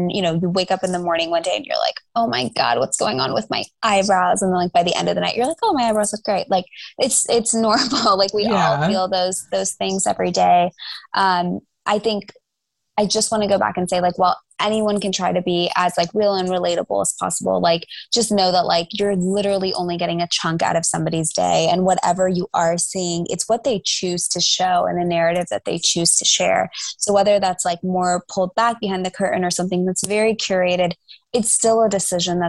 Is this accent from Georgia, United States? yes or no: yes; Atlanta, Georgia, United States; I grew up in the suburbs. So like I was in a northeast suburb of Atlanta